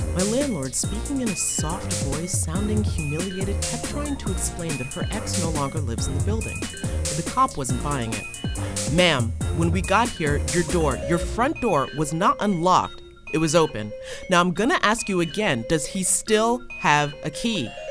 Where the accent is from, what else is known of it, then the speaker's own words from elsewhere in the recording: Hudson Valley, New York, United States; Where I'm from and I live is in the Hudson Valley